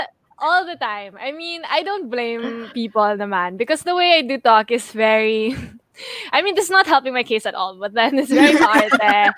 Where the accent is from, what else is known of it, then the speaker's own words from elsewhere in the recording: Philippines; accent: konyo; first language English; I grew up around English and that's why I speak English all the time. Not because I don't want to speak Filipino.